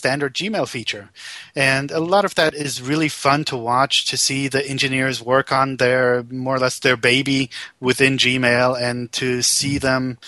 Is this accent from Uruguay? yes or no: no; Germany; also born or lived in United States; now in Zurich, Switzerland; I'm originally from Germany. I spent about 10 years in the U.S. and have been in Switzerland now for, I don't know, forever, more or less